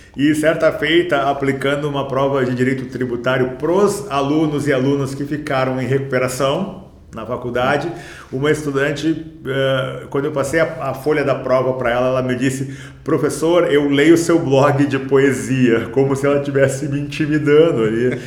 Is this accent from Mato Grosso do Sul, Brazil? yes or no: no; Porto Alegre, Rio Grande do Sul, Brazil; also born or lived in Rio de Janeiro; now in São Paulo, Brazil; Eu, eu sou de Porto Alegre, minha casa é no Rio de Janeiro, mas nós moramos em São Paulo